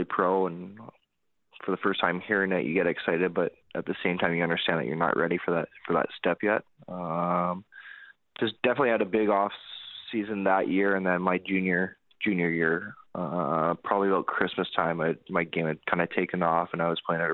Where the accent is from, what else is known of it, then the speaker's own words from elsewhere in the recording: Vancouver, British Columbia, Canada; it's my hometown